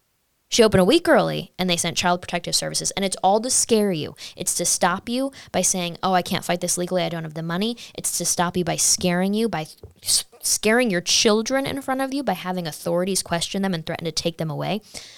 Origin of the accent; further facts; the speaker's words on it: United States; At the end of the day, we're all Americans